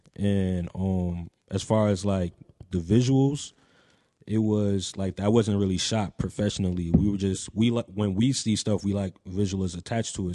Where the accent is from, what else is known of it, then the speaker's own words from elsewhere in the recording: Franklin, New Jersey, United States; I'm from Somerset, well, specifically Franklin, New Jersey